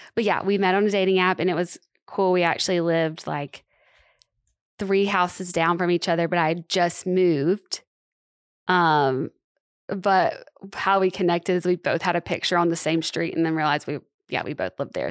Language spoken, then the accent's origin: English; Tuscaloosa, Alabama, United States; moved away as an adult; also born or lived in Los Angeles, California; now in Nashville, United States; I'm from Tuscaloosa and went to school in Tuscaloosa